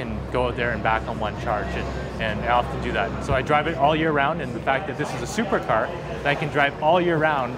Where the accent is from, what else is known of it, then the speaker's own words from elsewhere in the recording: Calgary, Alberta, Canada; I'm a Tesla Roadster owner. I'm born and raised in Calgary, Alberta.